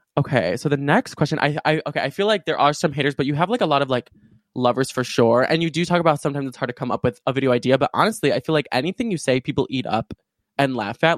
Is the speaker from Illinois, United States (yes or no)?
yes; suburbs of Chicago, Illinois, United States; also born or lived in Urbana-Champaign, Illinois; right now I'm at my university, um, uh, University of Illinois in Urbana-Champaign, but I'm normally from like the suburbs of Chicago